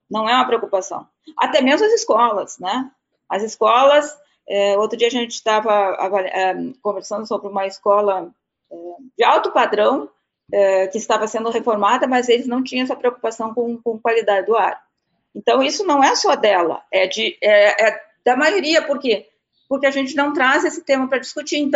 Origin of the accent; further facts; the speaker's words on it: South Region, Brazil; eu sou do Sul, e lá no Sul a gente usa muita lenha, mas é por questão eh, cultural e, e também pelo frio